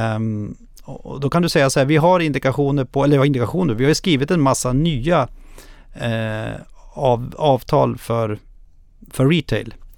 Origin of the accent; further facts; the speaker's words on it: Krokom, Jämtland, Sweden; jag är ju själv från Krokom som ligger två mil utanför Östersund.